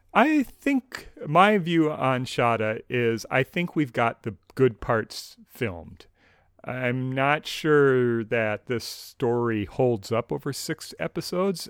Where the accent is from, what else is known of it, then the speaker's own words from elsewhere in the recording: United States; as an American with no tea culture